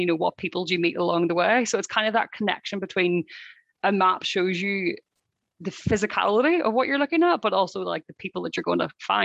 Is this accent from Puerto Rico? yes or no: no; Ireland; I come from Ireland, which is a small island